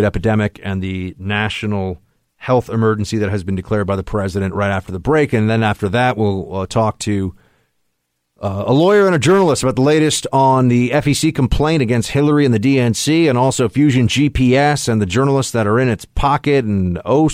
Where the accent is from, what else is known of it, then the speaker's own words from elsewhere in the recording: New York, United States; growing up in New York